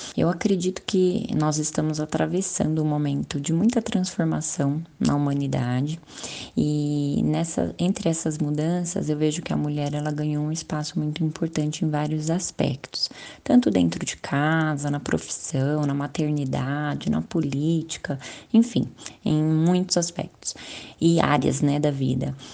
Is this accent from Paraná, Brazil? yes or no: no; Guarulhos, São Paulo, Brazil; Guarulhos é a minha cidade natal